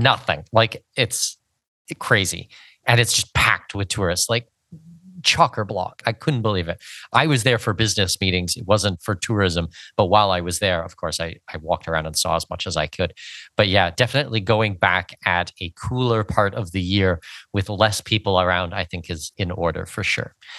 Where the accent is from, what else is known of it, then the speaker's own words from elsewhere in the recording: Canada; moved away; I'm from Canada. I dealt with snow for seventeen years growing up in Canada